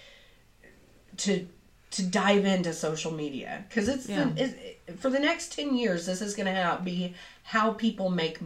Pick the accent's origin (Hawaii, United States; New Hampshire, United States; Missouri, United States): Missouri, United States; Southeast; accent: twang; I come from Southeast Missouri. And I have a little bit of a twang